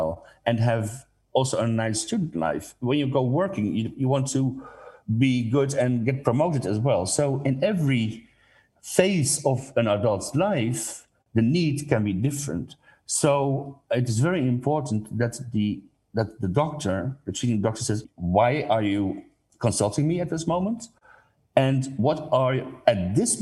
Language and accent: English; Netherlands; I'm coming from the Netherlands